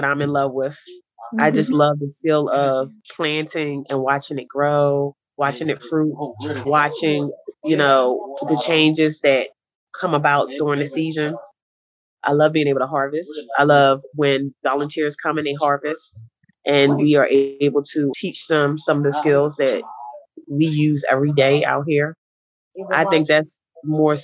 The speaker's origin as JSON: {"language": "English", "town": "Philadelphia", "region": "Pennsylvania", "country": "United States", "tie": "born or raised there", "said": "here in West Philadelphia, I was born here in Philadelphia, in West Philadelphia"}